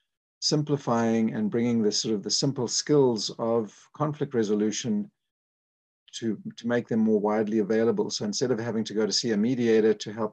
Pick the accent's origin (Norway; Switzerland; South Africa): South Africa; moved away as an adult; I was born in South Africa